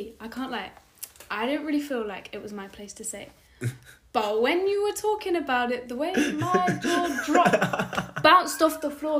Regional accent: Welsh, Wales, United Kingdom; I'm Welsh.

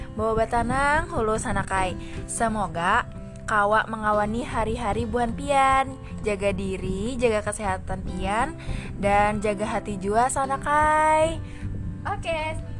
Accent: Banjar, South Kalimantan, Indonesia; first language Indonesian; kami kami orang Banjar sini

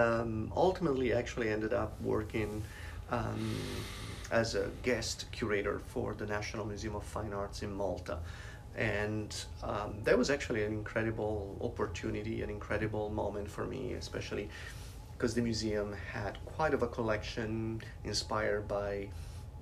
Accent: Genazzano, Lazio, Italy; moved away as an adult; now in Seattle, United States; I'm originally from Italy.

